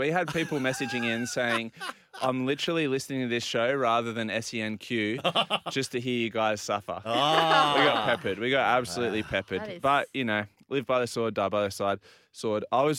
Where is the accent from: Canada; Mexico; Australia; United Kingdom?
Australia; Port Macquarie, New South Wales; So I'm from Port Macquarie, so we're pushing up a little bit closer to the Queensland border.